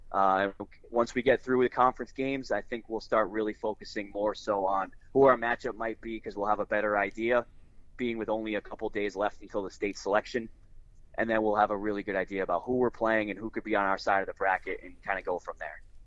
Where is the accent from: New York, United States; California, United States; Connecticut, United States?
Connecticut, United States; Milford; I grew up in Milford. I grew up on the uh, the shoreline a little bit more